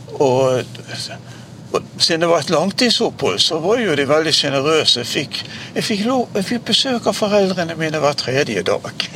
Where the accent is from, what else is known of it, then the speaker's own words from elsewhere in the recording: Bergen, Vestland, Norway; Borte i Nordre Skove, der jeg vokste opp